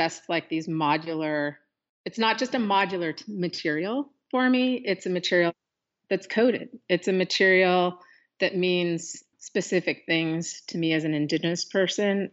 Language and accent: English; Pacific Northwest, United States; born or raised there